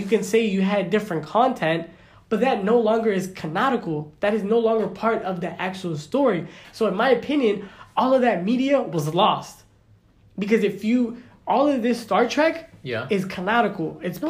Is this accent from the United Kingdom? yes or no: no; Mexico; I'm from Mexico